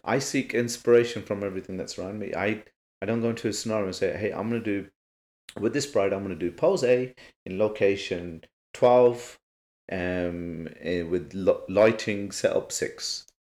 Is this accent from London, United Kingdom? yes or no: no; Birmingham, West Midlands, United Kingdom; Born and bred in Birmingham